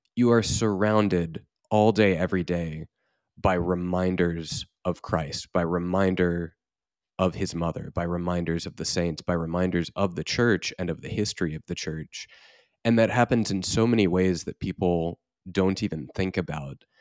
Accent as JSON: {"language": "English", "town": "Houston", "region": "Texas", "country": "United States", "tie": "born or raised there", "said": "I grew up largely in the Archdiocese of Galveston, Houston in Texas"}